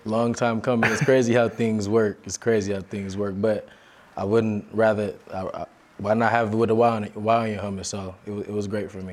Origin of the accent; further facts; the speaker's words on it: Las Vegas, Nevada, United States; moved away as an adult; also born or lived in Ogden, Utah; now in Provo, United States; I was born and raised in Las Vegas